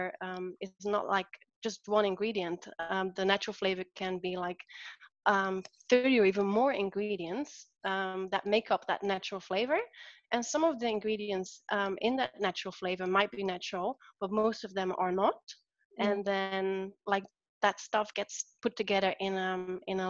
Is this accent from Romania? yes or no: no; Netherlands; moved away; Where I'm from the Netherlands